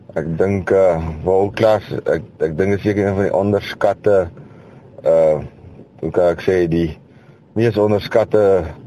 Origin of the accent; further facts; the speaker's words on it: Kroonstad, Free State, South Africa; Ek is van Kroonstad in die Vrystaat.